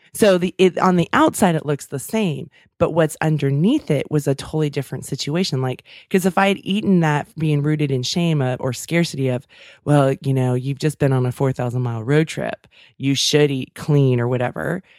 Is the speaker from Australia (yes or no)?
no; Davis, California, United States; my hometown